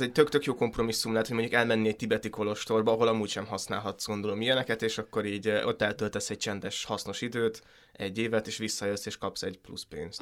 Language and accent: Hungarian; Hungary; ebben az országban nőttem fel